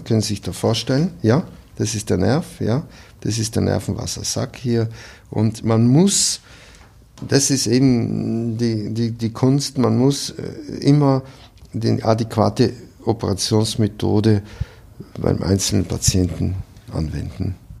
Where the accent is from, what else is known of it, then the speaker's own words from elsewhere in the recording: South Tyrol, Trentino-Alto Adige, Italy; moved away as an adult; also born or lived in Cleveland, Ohio, United States; now in Salzburg, Austria; in meiner Heimat in Südtirol